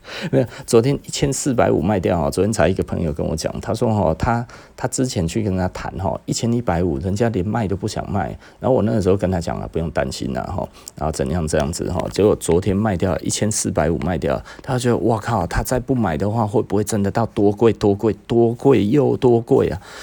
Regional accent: Taiwan; 就是我们台湾人啊吼，台湾人整个在八零年代到九零年代买了那么多的劳力士

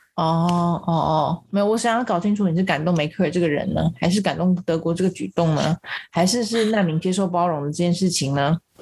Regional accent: Taiwan; 我们台湾人

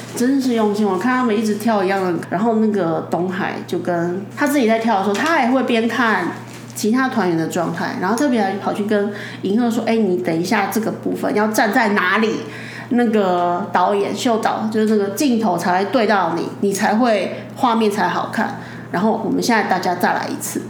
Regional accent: Taiwan; 我们台湾人就是也没有那么多钱

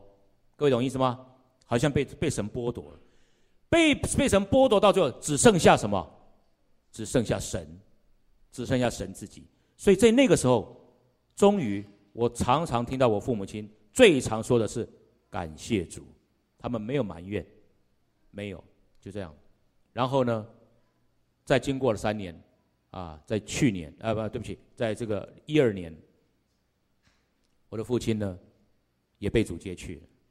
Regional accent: Wutai, Pingtung County, Taiwan; 我刚刚讲说我从屏东来的，啊，从屏东来的这个从山上这个雾台

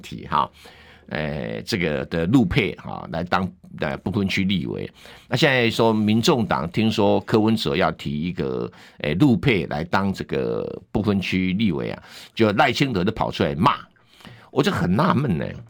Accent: Yunlin County, Taiwan; 在我家乡云林

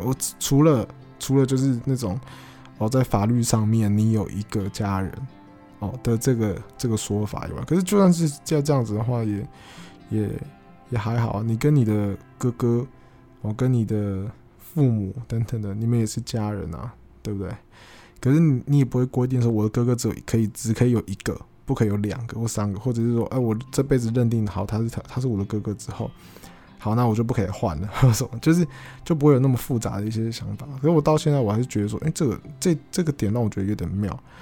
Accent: Taiwan; 我从小我就住得这么方便嘛，我从小就是 呃，在可能综合长大嘛，那那地方其实算是很方便啦，你吃东西啦，或者你要去台北市，你要坐捷运什么，其实都有，都很方便

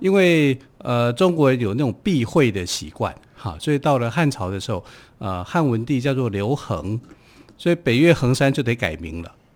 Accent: Taipei, Taiwan; 我是从台北市来的，可是我不会讲说我在台北市内湖区啊

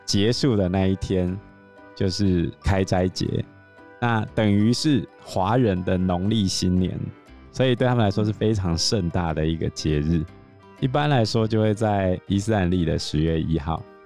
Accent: Taiwan; 我们台湾人

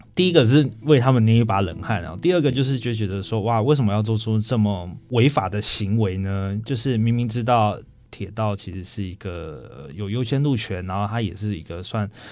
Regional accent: Pingxi, New Taipei, Taiwan; 我个人的老家是在平西

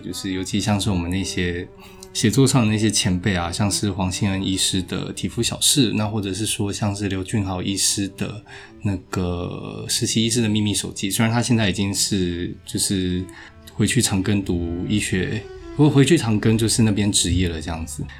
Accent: Tainan, Taiwan; 我是台南人，然后就是，呃，目前的话从八月一号开始在那个成功大学担任医师

